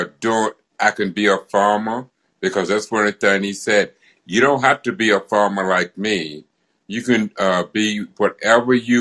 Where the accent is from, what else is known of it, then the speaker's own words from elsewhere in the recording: Arkansas, United States; I was born in Arkansas, down in Scotts